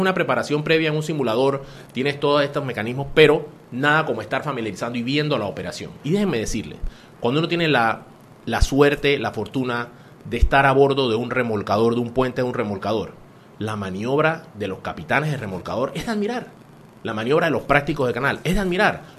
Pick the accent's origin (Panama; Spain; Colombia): Panama; nosotros tanto nos ha costado como panameños